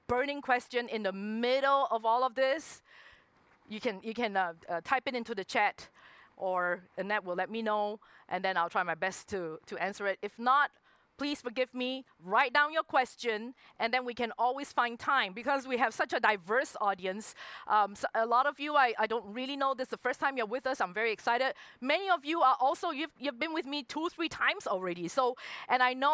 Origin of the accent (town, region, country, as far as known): Singapore; born or raised there; moved away as an adult; also born or lived in Hong Kong